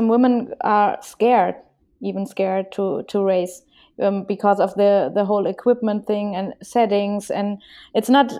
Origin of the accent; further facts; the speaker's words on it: Hesse, Germany; accent: Hessisch; English is a second language; This is a German or a Hessisch. I'm from Hessen. It's a region here in Germany